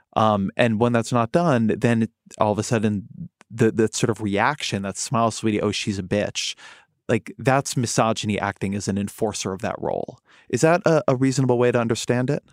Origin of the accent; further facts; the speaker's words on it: Irvine, California, United States; I grew up there. That is my, my hometown, my hometown university